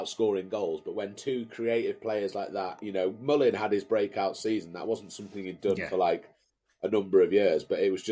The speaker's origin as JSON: {"language": "English", "town": "Brampton", "region": "North West England", "country": "United Kingdom", "tie": "born or raised there", "also_born_or_lived": "Carlisle", "moved": "as an adult", "lives_now": "Cambridge, United Kingdom", "said": "Born and raised in Carlisle, first 20 years of my life, in Brampton, actually, just east of Carlisle"}